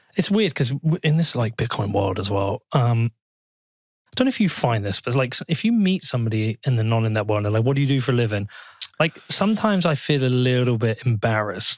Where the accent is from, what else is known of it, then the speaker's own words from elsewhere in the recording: Bedford, East of England, United Kingdom; in my hometown